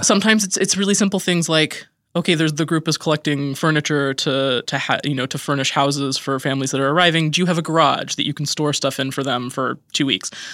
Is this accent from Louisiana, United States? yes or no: no; Idaho, United States; moved away; I grew up in Idaho, where there's, like, more Bosnians than you can count